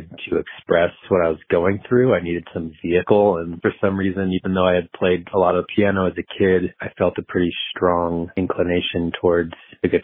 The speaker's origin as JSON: {"language": "English", "town": "Boulder", "region": "Colorado", "country": "United States", "tie": "born or raised there", "also_born_or_lived": "Austin, Texas", "said": "born and raised mostly in the Boulder area. I was born in Austin, Texas, moved here when I was little"}